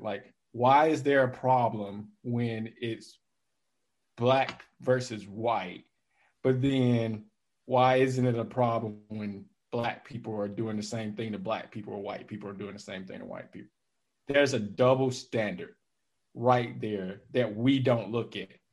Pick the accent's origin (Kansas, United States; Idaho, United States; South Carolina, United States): South Carolina, United States; Calhoun Falls; moved away; I'm from South Carolina, a little small town in South Carolina called Calhoun Falls